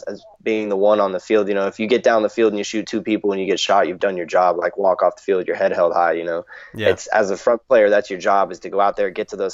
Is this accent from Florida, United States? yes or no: yes; Florida, United States; I grew up in Florida. I've lived here my whole life